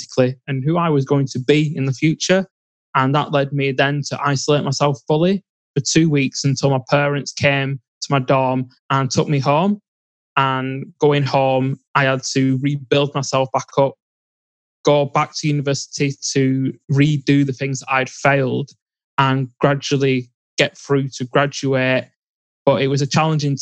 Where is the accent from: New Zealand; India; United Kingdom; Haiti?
United Kingdom; England; I grew up in England.